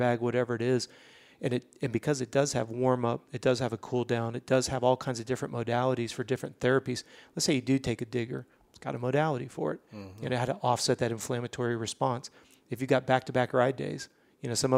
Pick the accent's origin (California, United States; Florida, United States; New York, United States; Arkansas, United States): Florida, United States; Orlando; We're from Orlando